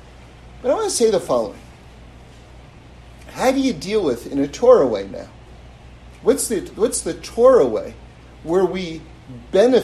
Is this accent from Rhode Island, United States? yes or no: no; New York City, New York, United States; now in Los Angeles, United States; I grew up on the Upper West Side in New York